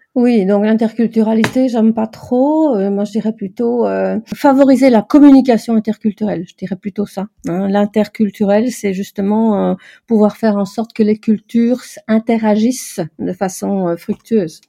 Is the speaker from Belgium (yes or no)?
yes; Brussels, Brussels-Capital Region, Belgium; je suis de Bruxelles